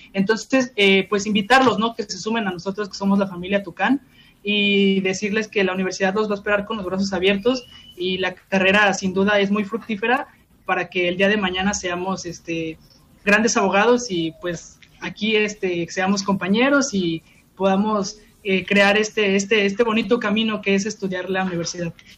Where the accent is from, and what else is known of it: Mexico